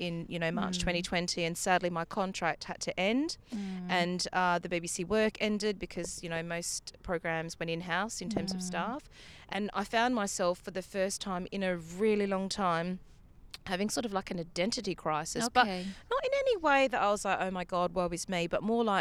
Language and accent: English; Australia; being Australian